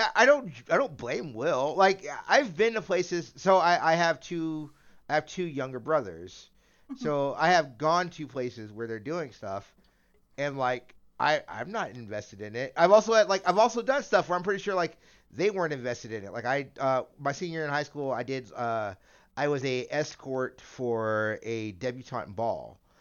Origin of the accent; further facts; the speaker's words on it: United States; I'm a an American